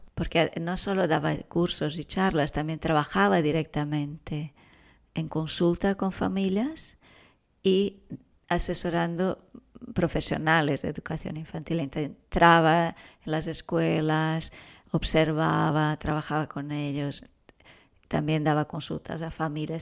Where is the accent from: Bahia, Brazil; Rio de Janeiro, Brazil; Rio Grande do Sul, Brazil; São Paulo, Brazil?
São Paulo, Brazil; moved away as an adult; now in Girona, Spain; Yo soy de Brasil, ah, viví allí, estudié ahí trabajaba allí. cuando vine ya tenía 28 años